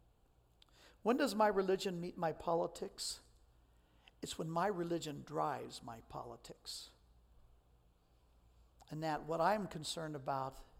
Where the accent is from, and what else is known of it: United States